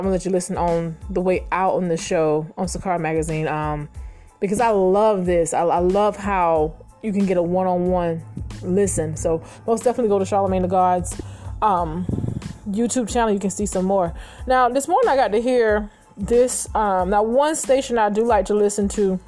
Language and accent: English; United States; as a young girl growing up in America